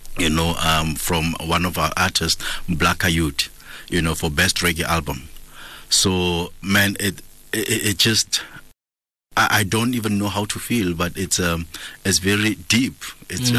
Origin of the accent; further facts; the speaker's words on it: Kimberley, Northern Cape, South Africa; moved away as an adult; now in Gauteng, South Africa; I'm from Kimberley, you know, the hood that I was raised in was full of reggae music lovers